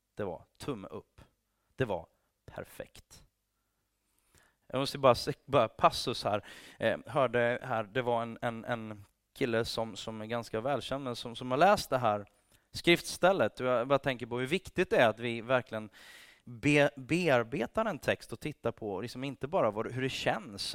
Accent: Sweden; also born or lived in England

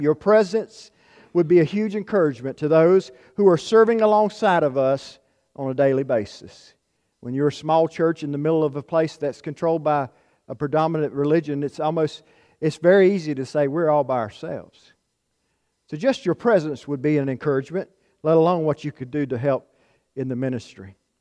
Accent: Florence County, South Carolina, United States; moved away as an adult; now in Utah, United States; I'm from the eastern part of South Carolina, from Florence County

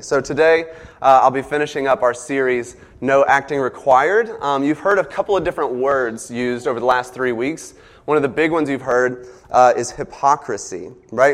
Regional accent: the South, United States; accent: southern; my southern accent comes out

